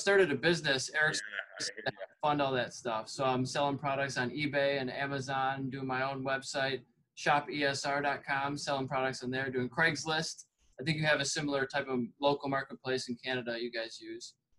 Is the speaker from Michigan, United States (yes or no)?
yes; Michigan, United States; I'm from Michigan